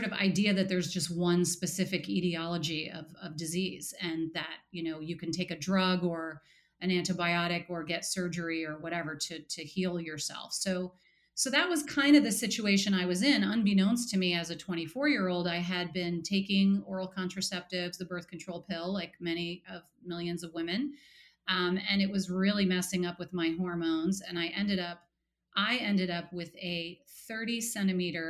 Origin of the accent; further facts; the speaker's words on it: New York, United States; also born or lived in Portland, Oregon; now in New Haven, United States; I grew up in New York, so I'm an East Coaster